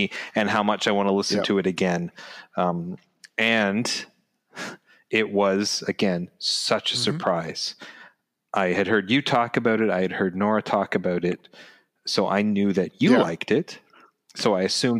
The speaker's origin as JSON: {"language": "English", "country": "Canada", "said": "we're Canadian"}